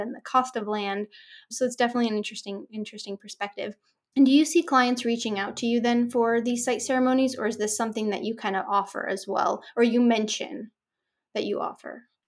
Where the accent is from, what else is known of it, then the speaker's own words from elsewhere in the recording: Orange County, Southern California, United States; I grew up here in Southern Cal, in Orange County, in suburbia